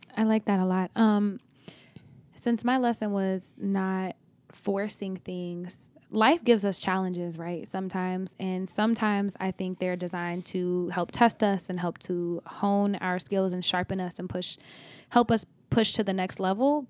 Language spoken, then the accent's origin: English; Oklahoma, United States; I'm from Oklahoma